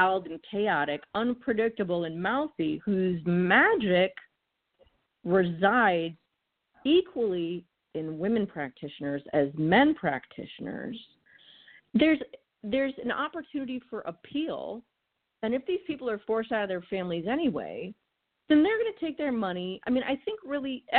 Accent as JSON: {"language": "English", "region": "Massachusetts", "country": "United States", "moved": "yes", "said": "I'm originally from Massachusetts, so sarcasm is my native language"}